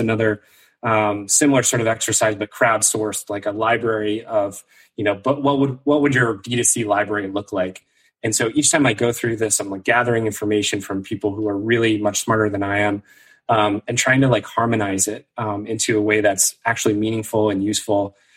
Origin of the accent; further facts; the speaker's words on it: Maine, United States; moved away; also born or lived in New York City; I grew up in Maine originally